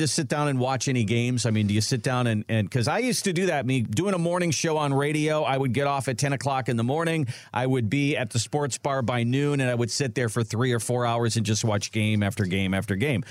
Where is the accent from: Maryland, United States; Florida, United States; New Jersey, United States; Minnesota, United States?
Minnesota, United States; now in Ohio, United States; I grew up in Minnesota